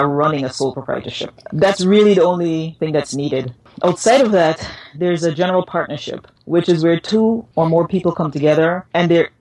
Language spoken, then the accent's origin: English; Guyana; I'm from Guyana